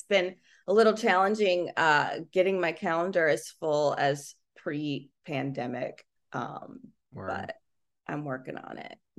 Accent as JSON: {"language": "English", "region": "Indiana", "country": "United States", "said": "I'm originally from Indiana."}